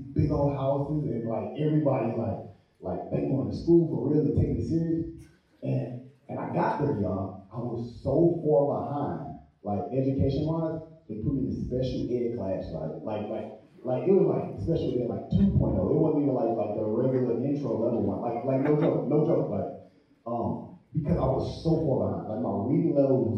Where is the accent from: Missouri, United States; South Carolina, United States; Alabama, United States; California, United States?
Missouri, United States; St. Louis; Grew up in St. Louis. Grew up in the hood